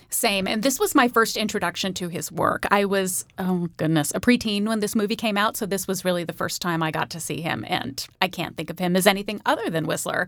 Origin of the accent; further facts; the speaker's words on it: Sacramento, California, United States; one of the stars of my hometown